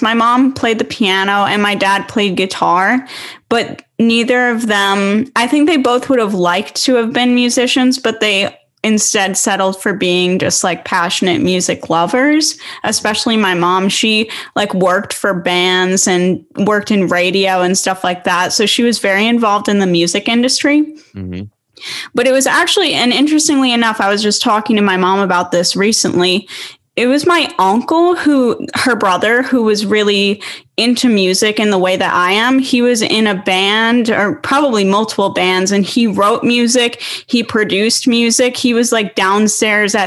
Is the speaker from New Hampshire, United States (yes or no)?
yes; New Hampshire, United States; also born or lived in Philadelphia area, Pennsylvania; I moved to New Hampshire when I was 6.